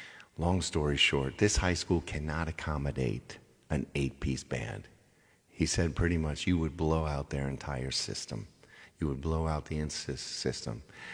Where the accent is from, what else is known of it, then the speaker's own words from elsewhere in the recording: Chicago, Illinois, United States; I do Chicago, sure. I'm from Chicago.